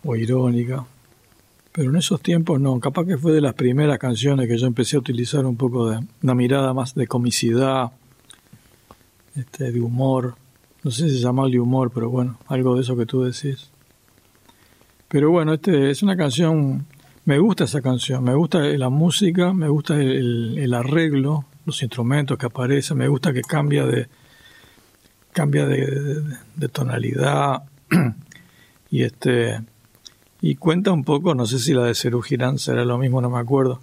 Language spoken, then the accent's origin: Spanish; Uruguay; yo era un músico nacido en Uruguay